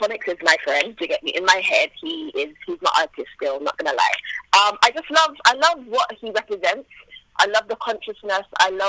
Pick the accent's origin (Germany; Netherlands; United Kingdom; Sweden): United Kingdom; Bristol, South West England; moved away as an adult; also born or lived in Jamaica; now in Birmingham, United Kingdom; Well, I was born in Jamaica, and then I came to England when I was a baby, and I've been here since I was two. I lived in Bristol for a while, and I moved to Birmingham when I was 18.